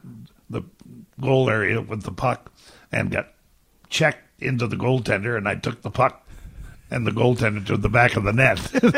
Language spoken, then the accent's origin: English; Ontario, Canada; Southeastern Ontario.